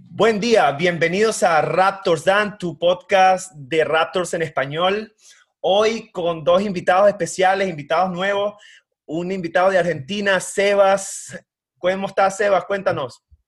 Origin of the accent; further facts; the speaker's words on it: Venezuela; yo soy de Venezuela